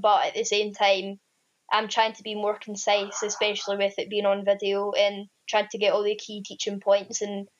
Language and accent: English; Kilmarnock, Scotland, United Kingdom; accent: strong Scottish; because I'm from Kilmarnock, I have a quite strong Scottish accent and the slang we use is like really strong.